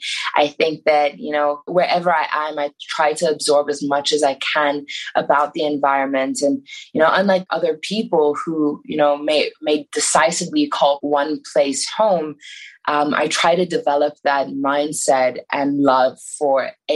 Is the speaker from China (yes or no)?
yes; China; also born or lived in Iran; So growing up in China, that was like what we did during the summer. Myself and my parents would go back to Iran. So I was never, you know, far away from it, even though I didn't grow up there. We left for China because of my dad's job.